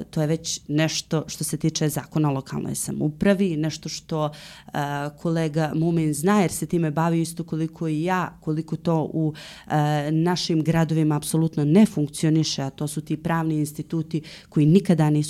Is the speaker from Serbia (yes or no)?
no; Montenegro